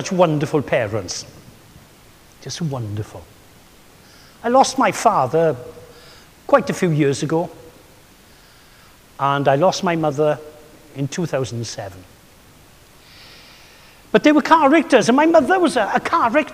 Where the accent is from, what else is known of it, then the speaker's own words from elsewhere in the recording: Swansea, Wales, United Kingdom; another character in my hometown